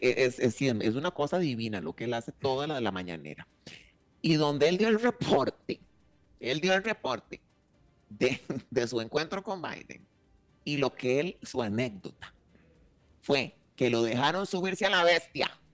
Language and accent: Spanish; Costa Rica; yo, desde aquí, siendo costarricense